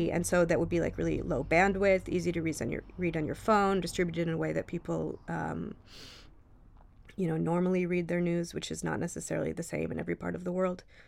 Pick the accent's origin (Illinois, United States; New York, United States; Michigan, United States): Michigan, United States; moved away; I grew up in Michigan